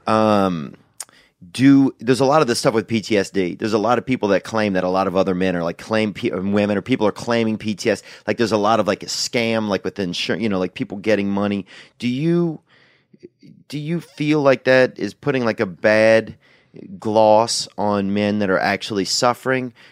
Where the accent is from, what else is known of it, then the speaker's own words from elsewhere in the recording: United States; I'm an American